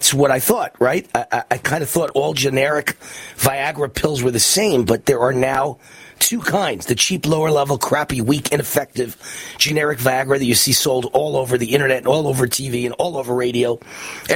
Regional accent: Las Vegas, Nevada, United States; in Las Vegas, right here in my hometown

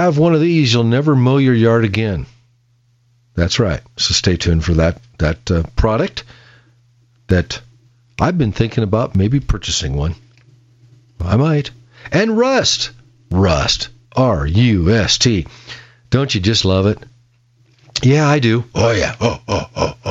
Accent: Peoria, Illinois, United States; now in Boise, United States; I grew up in Peoria, Illinois

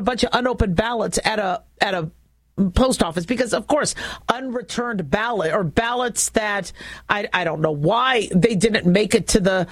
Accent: United States; as an American, as a physician, as a business owner, as a mom

